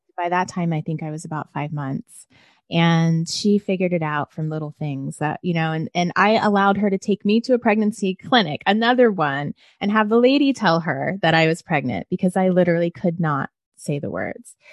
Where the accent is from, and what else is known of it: Washington, District of Columbia, United States; born or raised there; moved away; also born or lived in Nashville, Tennessee / rural Maryland